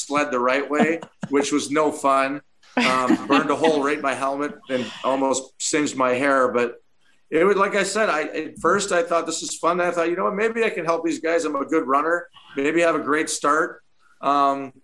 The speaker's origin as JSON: {"language": "English", "town": "Chicago", "region": "Illinois", "country": "United States", "tie": "born or raised there"}